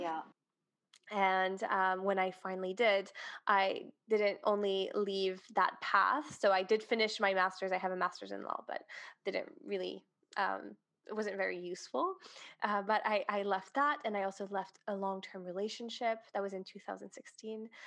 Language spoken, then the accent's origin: English; Switzerland; moved away as an adult; now in Dubai, United Arab Emirates; I am originally from Switzerland and have been living in Dubai for two years now